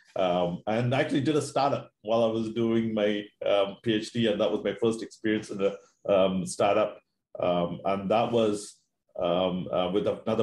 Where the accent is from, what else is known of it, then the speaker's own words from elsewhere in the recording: Maine, United States; moved away as an adult; also born or lived in Seattle; I grew up in Maine.